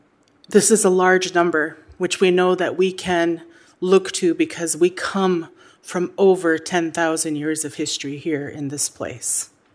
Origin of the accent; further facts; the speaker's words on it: Kake, Alaska, United States; that I am Haida and Tlingit, and I come from Qiq, Quan, the people of the community of Cake.